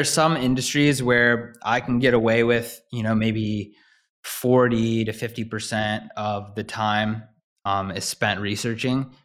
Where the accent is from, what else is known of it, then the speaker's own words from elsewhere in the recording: Midwest, United States; growing up in the Midwest